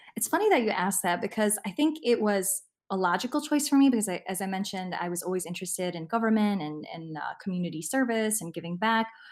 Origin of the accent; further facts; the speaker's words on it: Chicago, Illinois, United States; also born or lived in Lincolnwood, Illinois; we grew up in Albany Park, and we moved to Lincolnwood when I was fifteen